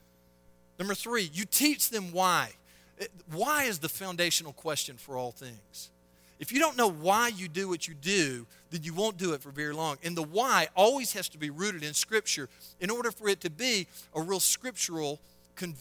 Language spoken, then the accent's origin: English; Selma, Alabama, United States; I'm from Selma, Alabama, of all armpits of a place to grow up